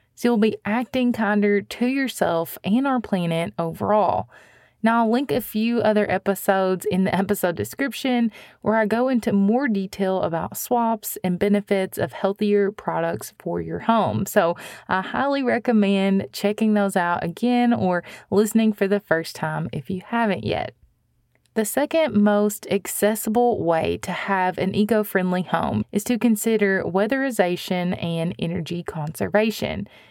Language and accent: English; Missouri, United States; my home state of Missouri